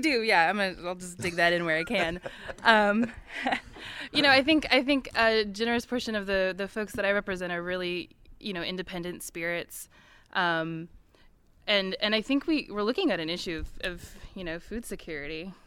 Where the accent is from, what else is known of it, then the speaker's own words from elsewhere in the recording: Missouri, United States; moved away as an adult; now in West Virginia, United States; I grew up in the Midwest. I grew up in Missouri